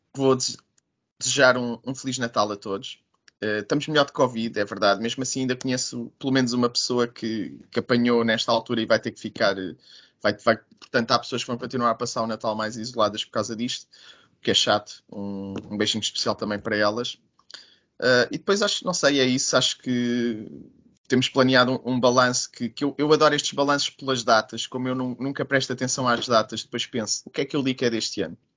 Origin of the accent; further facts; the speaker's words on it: Trás-os-Montes, Portugal; eu sou de Trás-os-Montes